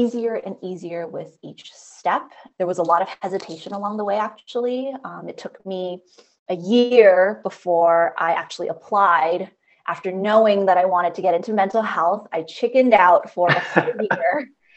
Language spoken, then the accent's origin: English; United States; I'm Chinese American, second generation. So what that means is that my parents are immigrants to the US, and I am somebody who was born in the US